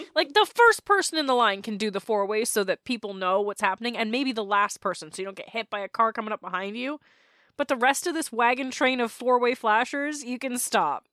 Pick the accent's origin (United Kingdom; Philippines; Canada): Canada; As a Canadian